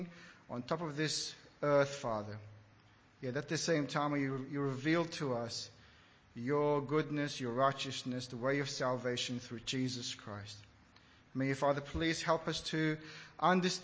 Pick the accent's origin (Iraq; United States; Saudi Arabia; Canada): Iraq; moved away; Growing up in Iraq